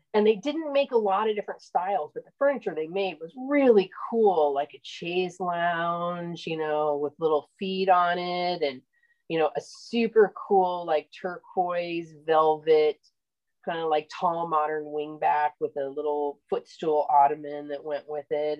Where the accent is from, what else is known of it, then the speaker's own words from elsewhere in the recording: Illinois, United States; also born or lived in Oregon; now in Central Florida, United States; I'm originally from Illinois.